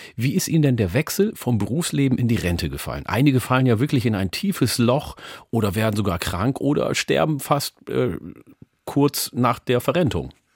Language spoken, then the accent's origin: German; Osnabrück, Lower Saxony, Germany; also born or lived in Ethiopia / Hamburg; ich bin 1973 mit meinen Eltern aus Äthiopien nach Osnabrück gezogen und wurde dort eingeschult